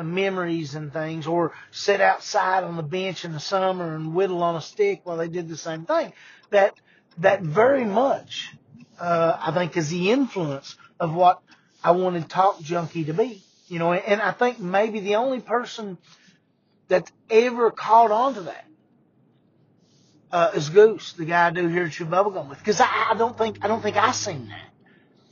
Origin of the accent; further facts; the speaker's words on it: Eastern Kentucky, United States; I'm from Eastern Kentucky.